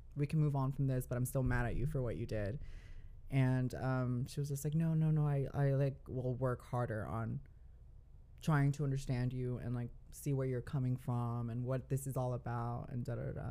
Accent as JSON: {"language": "English", "town": "Dallas", "region": "Texas", "country": "United States", "tie": "born or raised there", "also_born_or_lived": "California / Guadalajara, Mexico (parents)", "said": "I was born in California. Mm. I lived there up until I was seven years old, and then I moved to Dallas, Texas"}